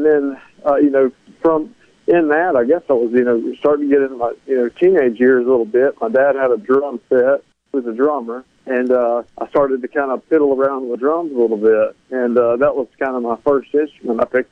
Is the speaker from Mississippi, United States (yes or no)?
yes; Escatawpa, Mississippi, United States; now in Nashville, United States; growing up in Escatawa, Mississippi